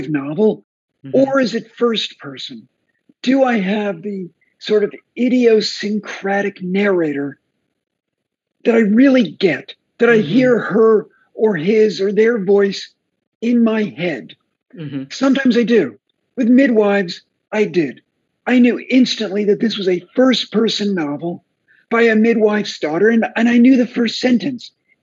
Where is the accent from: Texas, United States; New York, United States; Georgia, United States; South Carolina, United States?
New York, United States; outside of New York City, United States; moved away as an adult; also born or lived in Miami, Florida; now in Vermont, United States; I grew up outside of New York City in every dysfunctional John Cheever-esque suburb there is, including Miami, Florida